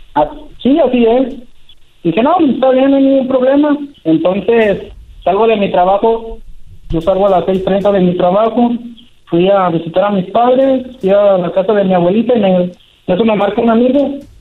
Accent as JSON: {"language": "Spanish", "town": "San Francisco del Rincón", "region": "Guanajuato", "country": "Mexico", "said": "Yo soy de aquí de San Francisco del Rincón, Guanajuato"}